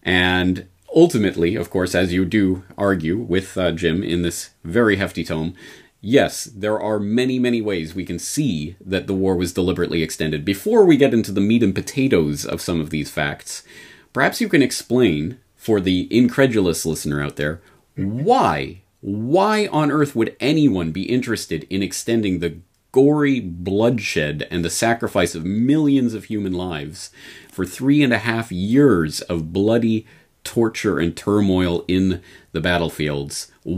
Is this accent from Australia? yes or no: no; Canada; now in Japan; because as a Canadian in Japan, my only familiarity with Herbert Hoover is the Hoover Dam